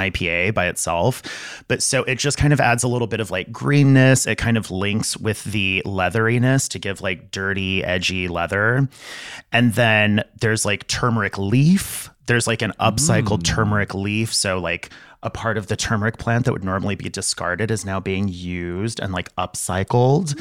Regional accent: El Paso, Texas, United States; I grew up in El Paso, Texas, right on the border between Texas and Mexico.

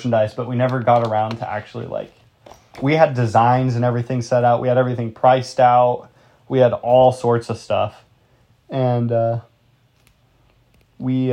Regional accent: United States; I'm just an American dude

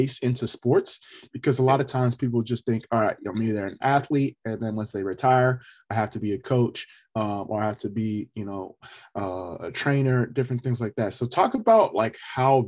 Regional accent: Sacramento, California, United States; I'm from Sacramento as well.

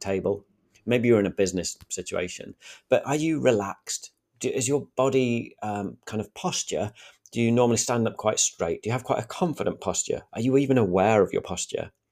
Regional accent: Sheffield, Yorkshire and the Humber, United Kingdom; accent: thick Sheffield; I'm from Sheffield, and I think I'm probably sound northern

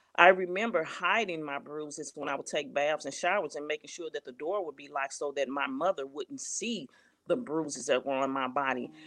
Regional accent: St. Louis, Missouri, United States; I'm from Saint Louis, Missouri.

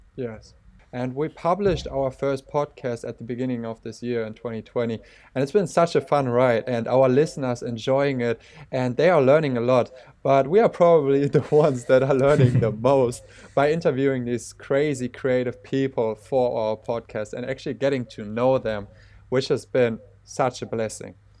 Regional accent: Germany; we are both from Germany

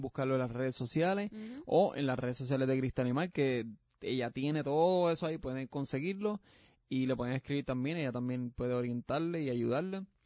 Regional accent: Puerto Rico; now in Florida, United States; yo soy puertorriqueño, yo soy pues. yo sé que hay gente de España que no escucha, pero eso quiero, yo soy puertorriqueño.

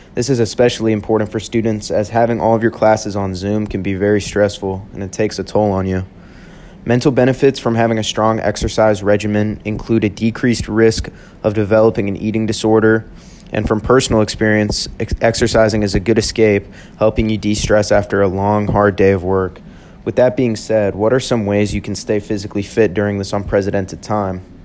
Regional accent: Houston, Texas, United States; moved away as an adult; now in Tempe, United States; I'm originally from Houston, Texas, and I'm loving it here at ASU

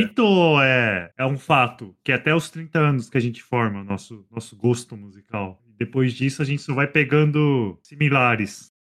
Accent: São Paulo, Brazil; tenho 37 anos, sou de São Paulo

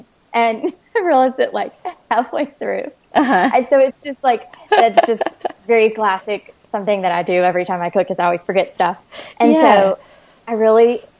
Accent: Alabama, United States; also born or lived in New Orleans, Louisiana; now in San Diego, United States; I grew up in Alabama and I lived in New Orleans for 5 years

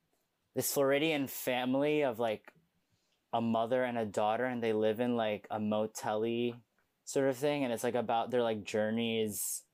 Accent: Philippines; You all freaking, like, taught me different facets of being a Filipino, you know?

